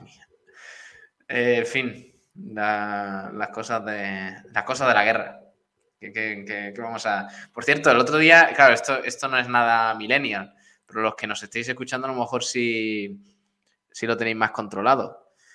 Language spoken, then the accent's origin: Spanish; Spain; somos españoles